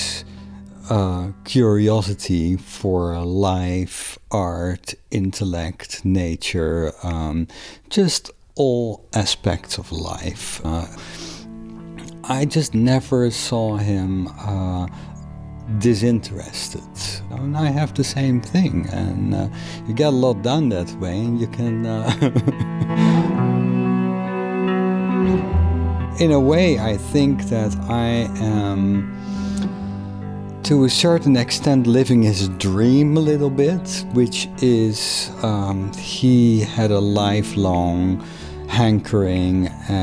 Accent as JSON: {"language": "English", "town": "Rotterdam", "region": "South Holland", "country": "Netherlands", "tie": "born or raised there", "also_born_or_lived": "Maastricht", "second_language": "English", "moved": "as an adult", "lives_now": "North Adams, United States", "said": "I hail from the Netherlands. I was born in the city of Rotterdam in 1964."}